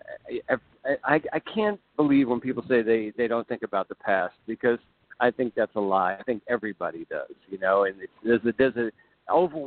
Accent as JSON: {"language": "English", "country": "United States", "said": "being an American"}